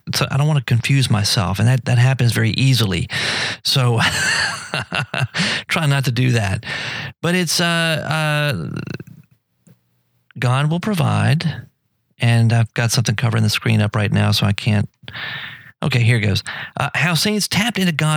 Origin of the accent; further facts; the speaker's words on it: United States; we Americans